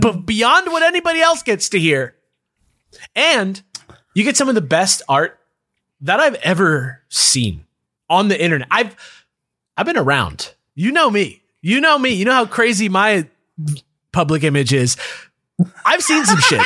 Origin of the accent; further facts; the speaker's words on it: United States; as an American person